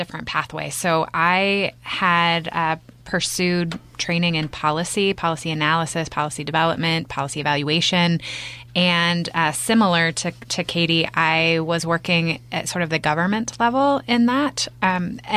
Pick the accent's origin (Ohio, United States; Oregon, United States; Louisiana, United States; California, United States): Oregon, United States; Bend; moved away as an adult; I'm born and raised in Bend. I graduated from Mountain View High School